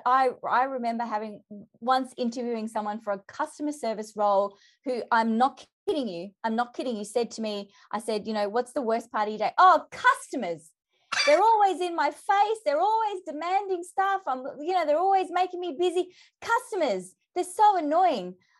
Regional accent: Melbourne, Victoria, Australia; I'm from Melbourne

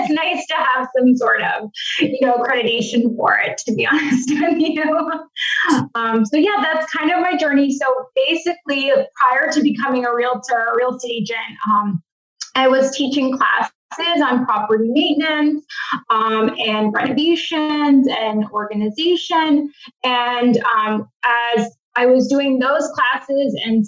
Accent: Massachusetts, United States; I'm from Massachusetts

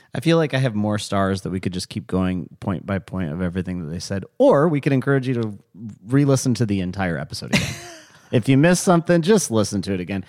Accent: United States

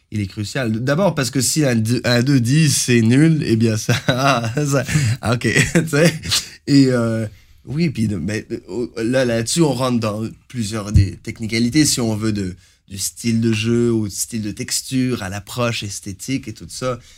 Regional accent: Montreal, Quebec, Canada; also born or lived in Algeria / Moncton / Ottawa; je suis né en Algérie. Et euh, j'ai grandi à Montréal et à Moncton et à Ottawa.

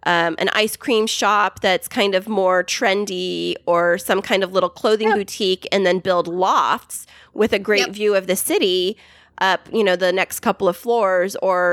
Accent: California, United States; That's what my hometown is doing. I grew up in a town exactly like you're mentioning, but in California.

